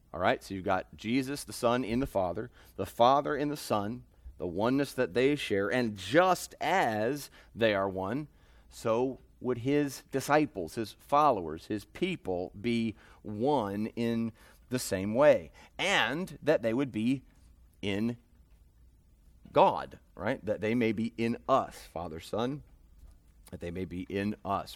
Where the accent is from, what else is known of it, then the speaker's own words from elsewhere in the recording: United States; as American sinners